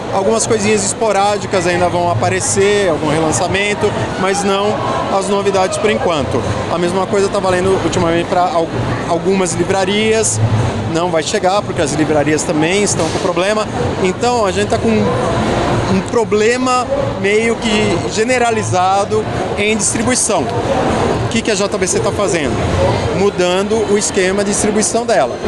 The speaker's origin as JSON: {"language": "Portuguese", "country": "Brazil"}